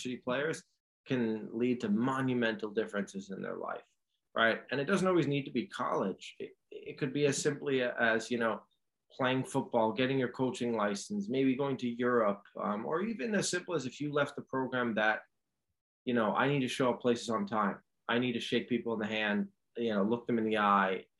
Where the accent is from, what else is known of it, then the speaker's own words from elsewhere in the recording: New York City, New York, United States; growing up in New York City